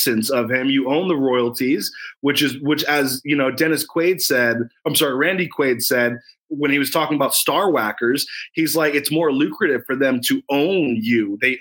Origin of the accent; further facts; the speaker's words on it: United States; I love being an American. I love America